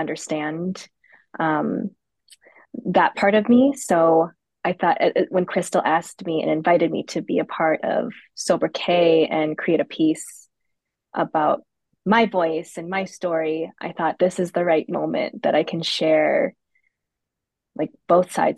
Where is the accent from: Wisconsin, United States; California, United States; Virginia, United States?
Wisconsin, United States; Appleton; I grew up in Appleton, Wisconsin